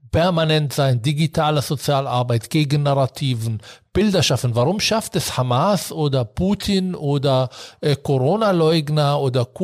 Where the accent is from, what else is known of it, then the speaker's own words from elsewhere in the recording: Berlin, Germany; Wir haben hier angefangen, als Berliner übrigens in Bayern zu arbeiten.